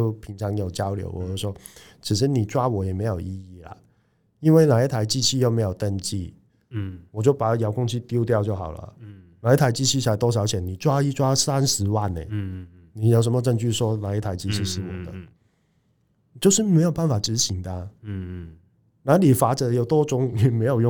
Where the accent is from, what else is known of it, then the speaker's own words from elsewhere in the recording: Hong Kong; now in Taiwan; 我们香港人也来一波投资移民，也算是外地来的创业者